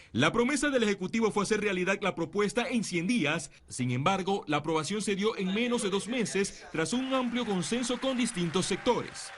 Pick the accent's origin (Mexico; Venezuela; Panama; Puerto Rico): Panama; nosotros, después de 500 años, como panameños